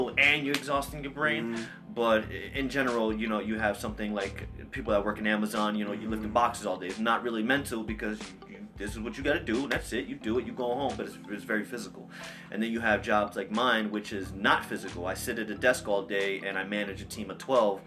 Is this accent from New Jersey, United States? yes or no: yes; Roselle, New Jersey, United States; also born or lived in Hoboken, New Jersey; I'm from Roselle, New Jersey. I was born and raised in New Jersey. I was born in Hoboken